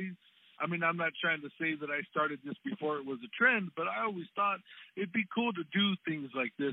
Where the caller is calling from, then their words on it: Tucson, Arizona, United States; All the way from beautiful Tucson, Arizona, man.